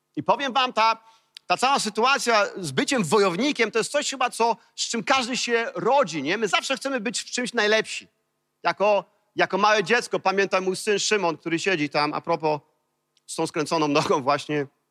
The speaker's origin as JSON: {"language": "Polish", "town": "Kołobrzeg", "region": "West Pomeranian Voivodeship", "country": "Poland", "tie": "born or raised there", "said": "wychowałem się w, w koło brzegu"}